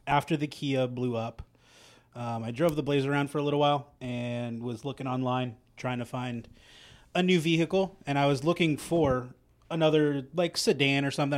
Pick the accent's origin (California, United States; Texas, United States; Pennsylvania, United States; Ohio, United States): California, United States; Central; moved away; I grew up in Central California